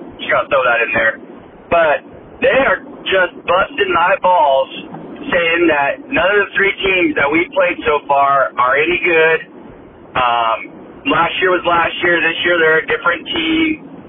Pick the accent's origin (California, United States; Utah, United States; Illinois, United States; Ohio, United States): California, United States; now in Phoenix, United States; I grew up in Northern California, so most of my buddies are diehard Niners fans.